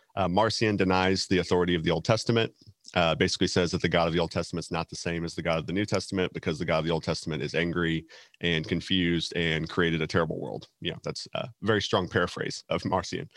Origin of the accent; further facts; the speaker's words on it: Texas, United States; from Texas